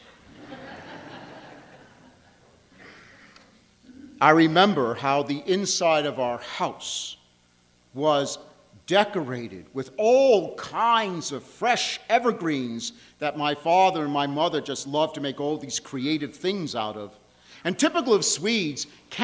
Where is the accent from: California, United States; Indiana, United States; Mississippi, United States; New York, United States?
New York, United States; Long Island; I grew up on Long Island, New York